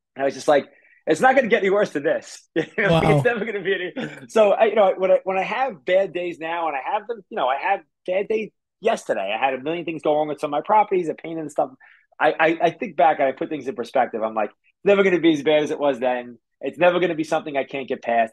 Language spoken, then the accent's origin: English; New York City, New York, United States; also born or lived in Staten Island, New York / New Jersey; when I was 14, we moved from Brooklyn to Staten Island